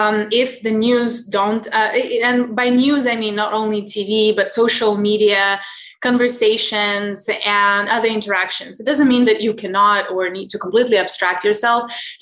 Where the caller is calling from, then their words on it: Lisbon, Portugal; I'm calling in from Portugal, Lisbon.